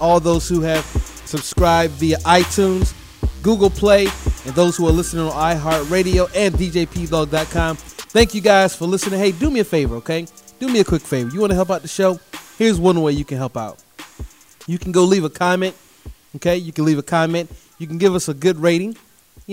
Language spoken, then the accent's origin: English; Durham, North Carolina, United States; my hometown of Durham, North Carolina